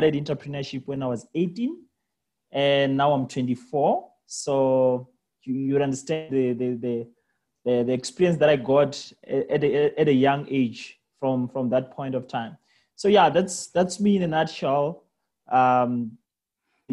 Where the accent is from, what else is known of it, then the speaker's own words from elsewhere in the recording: Limpopo, South Africa; I was actually raised in villages. That's where I come from. So I was born in Limpopo in a village called Hamakita. That's where I went to school. So I only left the village when I was going to university.